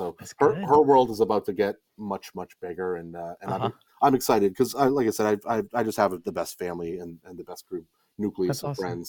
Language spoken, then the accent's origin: English; Nashua, New Hampshire, United States; now in Manchester, United States; Yeah, born and raised in Nashua, New Hampshire, class of 98.